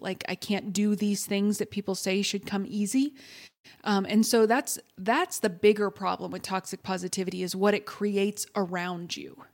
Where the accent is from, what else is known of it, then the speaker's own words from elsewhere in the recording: Texas, United States; I'm from Texas.